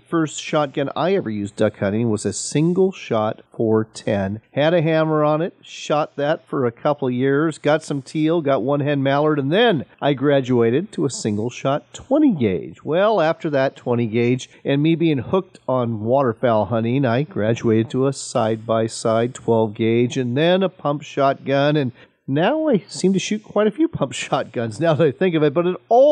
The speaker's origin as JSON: {"language": "English", "region": "Washington", "country": "United States", "said": "in my home state of Washington State"}